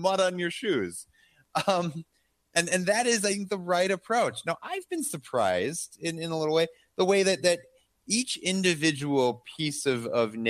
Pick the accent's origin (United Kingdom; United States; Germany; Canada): United States; Midwest; I'm from the Midwest